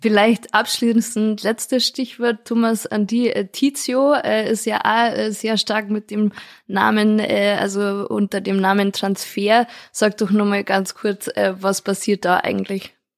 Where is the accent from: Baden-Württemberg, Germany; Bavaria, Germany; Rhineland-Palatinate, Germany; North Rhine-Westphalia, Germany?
Bavaria, Germany; Lenggries; now in Bad Tölz, Germany; als äh, gebürtige Lengrieserin und jetzt Bad Tölzer Bürgerin